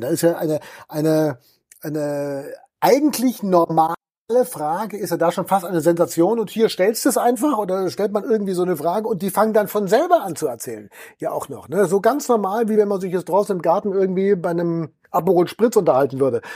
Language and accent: German; Balderschwang, Bavaria, Germany; meine Heimatgemeinde Balderschwang